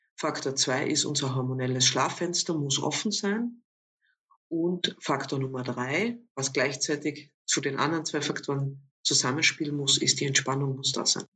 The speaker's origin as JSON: {"language": "German", "town": "Villach", "region": "Carinthia", "country": "Austria", "tie": "born or raised there", "moved": "as an adult", "lives_now": "Vienna, Austria", "said": "Ursprünglich meine Wurzeln habe ich, wie man dann doch manchmal noch äh, unschwer erkennen kann, äh, an meiner Sprache in Kärnten. Also ich bin in Villach aufgewachsen"}